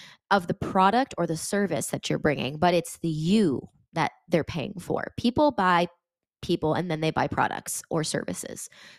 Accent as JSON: {"language": "English", "region": "Connecticut", "country": "United States", "said": "I'm from Connecticut and I was in California yesterday and I was teaching."}